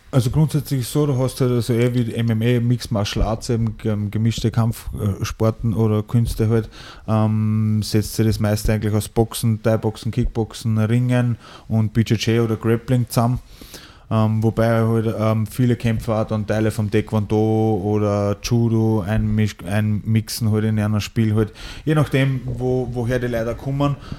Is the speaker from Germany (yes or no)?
no; Ried im Innkreis, Upper Austria, Austria; also born or lived in Schärding / Mehrnbach; Und bin dann mit äh, sieben Jahren nach, nach Mernbach gekommen, also gleich angrenzend an Ried und in Ried bin ich dann aufgewachsen